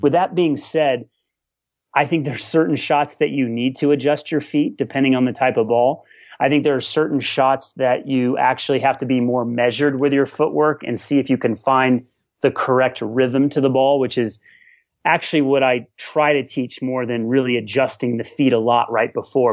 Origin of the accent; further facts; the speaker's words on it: Colorado, United States; growing up in Colorado, high altitude